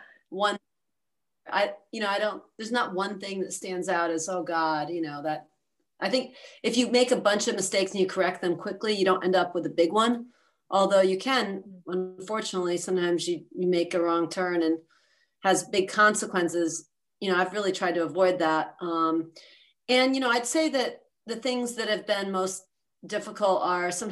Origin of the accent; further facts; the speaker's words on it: East Coast, United States; moved away as an adult; also born or lived in Philadelphia, Pennsylvania; now in San Francisco Bay Area, United States; I grew up on the East Coast, so I moved out here